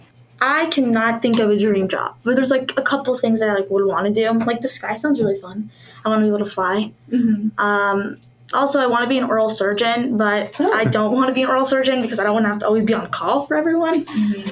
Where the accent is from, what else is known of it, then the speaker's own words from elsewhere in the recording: Pittsburgh, Pennsylvania, United States; I'm from Pittsburgh